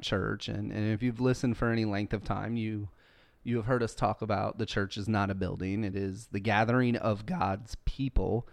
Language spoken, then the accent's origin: English; United States; I am an American